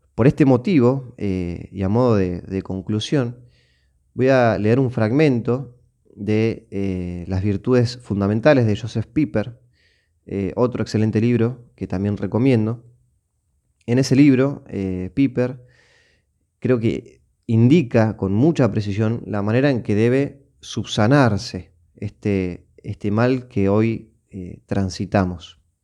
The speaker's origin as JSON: {"language": "Spanish", "country": "Argentina", "tie": "born or raised there", "said": "mi tierra natal, en este caso eh, Argentina"}